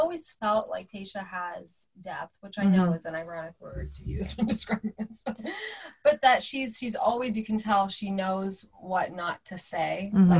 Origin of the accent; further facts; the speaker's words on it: Orange County, California, United States; we grew up in Orange County and we're not black, obviously, but being Middle Eastern